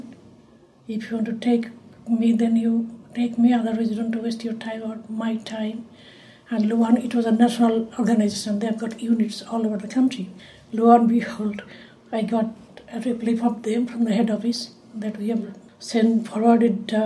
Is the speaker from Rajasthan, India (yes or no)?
no; Kolkata, West Bengal, India; moved away as an adult; now in Wales, United Kingdom; I was born in Kolkata, India